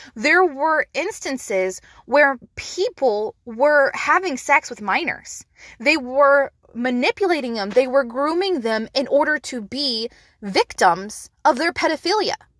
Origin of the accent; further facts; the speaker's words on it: United States; we as an American society